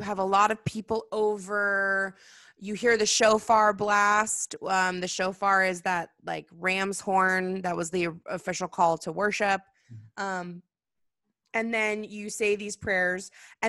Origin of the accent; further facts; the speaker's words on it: California, United States; I mean, I'm a California Jew, so I say Rosh Hashanah because that's how I am.